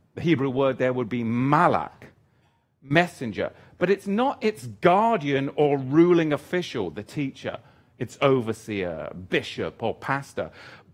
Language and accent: English; England, United Kingdom; moved away; I'm an Englishman